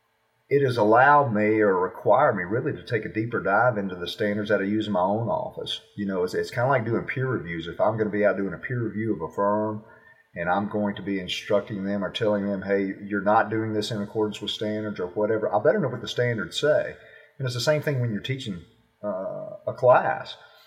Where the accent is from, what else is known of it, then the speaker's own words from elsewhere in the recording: the South, United States; you know, I'm from the South, so I like barbecue, and I cook barbecue